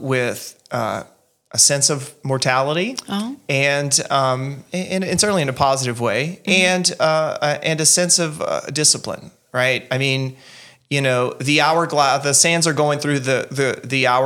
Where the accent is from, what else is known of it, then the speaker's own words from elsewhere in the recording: Eunice, Louisiana, United States; moved away as an adult; also born or lived in Mongolia / Virginia; now in Belgium; my hometown